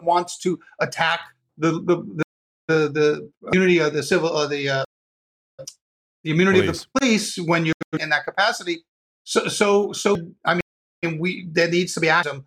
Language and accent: English; New York, United States; I grew up in New York